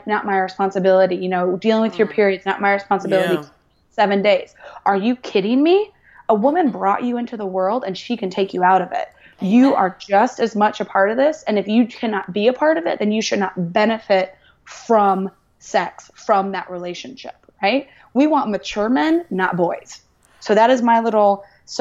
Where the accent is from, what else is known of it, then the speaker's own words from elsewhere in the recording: Indianapolis, Indiana, United States; I'm from Indianapolis, Indiana, and it's a very traditional place, very traditional state